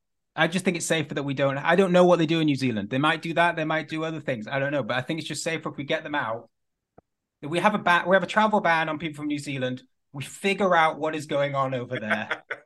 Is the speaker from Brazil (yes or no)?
no; United Kingdom